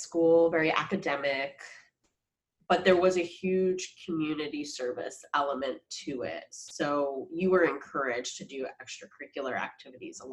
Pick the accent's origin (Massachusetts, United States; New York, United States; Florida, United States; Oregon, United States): New York, United States; I grew up in New York, very diverse place, middle class town